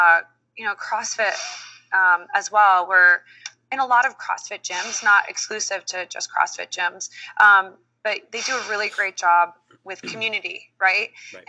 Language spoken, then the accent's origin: English; Dominican Republic; born there; You know, I have a Dominican background. I was born in Dominican Republic. And so those roots are really important.